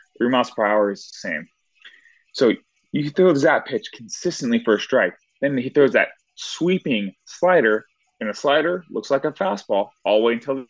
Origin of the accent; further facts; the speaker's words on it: Southern California, United States; I'm from Southern California